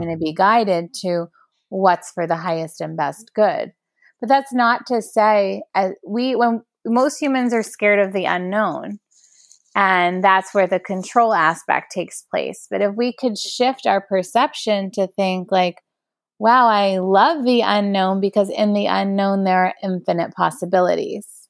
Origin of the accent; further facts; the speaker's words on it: New York City, New York, United States; growing up in New York City